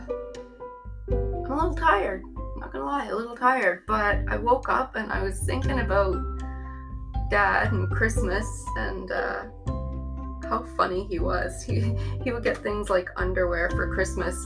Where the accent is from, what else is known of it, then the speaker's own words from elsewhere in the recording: Newfoundland and Labrador, Canada; I grew up in Newfoundland.